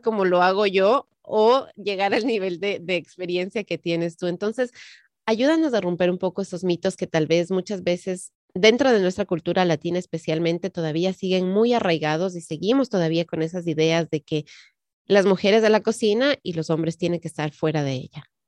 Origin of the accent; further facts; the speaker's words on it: Ecuador; now in United States; yo que crecí en el Ecuador